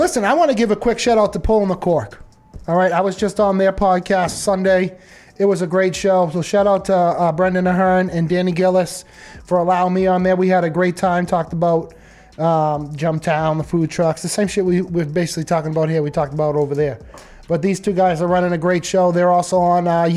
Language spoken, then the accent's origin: English; Lowell, Massachusetts, United States; coming from the city of Lowell